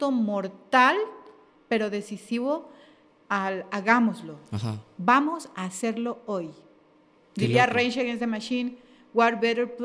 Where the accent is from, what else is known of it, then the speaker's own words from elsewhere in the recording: Ecuador; Eh, sí, sí, sí, como, como ecuatorianos en general